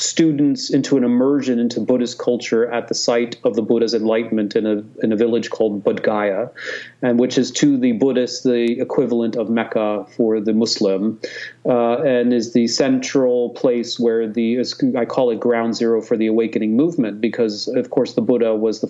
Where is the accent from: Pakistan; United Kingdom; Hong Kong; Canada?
Hong Kong; I grew up in Hong Kong. I went to an American school in Hong Kong. My father was British. My mother was from Turkey.